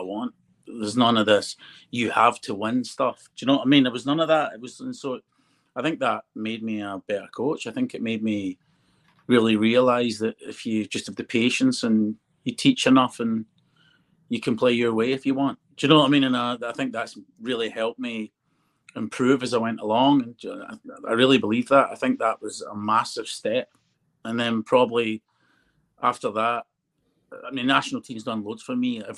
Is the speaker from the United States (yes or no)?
no; United Kingdom; I'd love to win in my own country